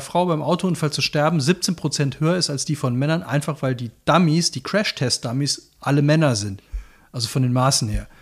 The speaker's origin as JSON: {"language": "German", "town": "Cologne", "region": "North Rhine-Westphalia", "country": "Germany", "said": "ich bin ja Kölner"}